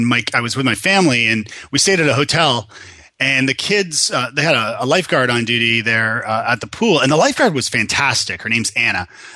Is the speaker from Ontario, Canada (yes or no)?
yes; Toronto, Ontario, Canada; now in Nashville, United States; I am Canadian from Toronto, originally born and bred, and I had a little trip to Ireland where I met this wonderful woman from Tennessee, of all places, and years later ended up marrying her and living here in lovely Nashville, Tennessee.